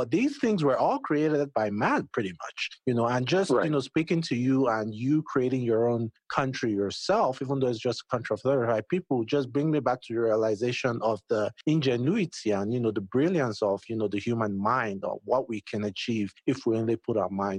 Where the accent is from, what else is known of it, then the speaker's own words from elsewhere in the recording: Nigeria; I'm Nigerian myself